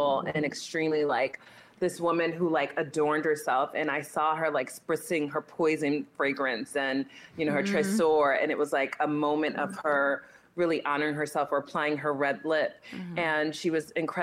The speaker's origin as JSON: {"language": "English", "town": "Newark", "region": "New Jersey", "country": "United States", "tie": "born or raised there", "said": "I was born and raised in Newark, New Jersey"}